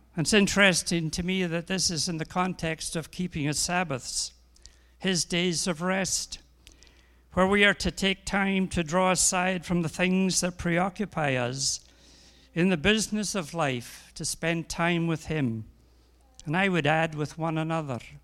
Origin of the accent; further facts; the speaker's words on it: Scotland, United Kingdom; I'm a Scotsman